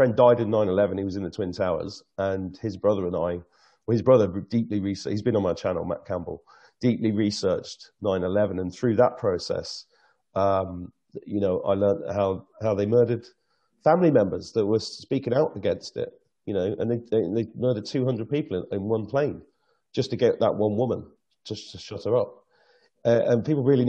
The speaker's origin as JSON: {"language": "English", "region": "England", "country": "United Kingdom", "said": "as an Englishman"}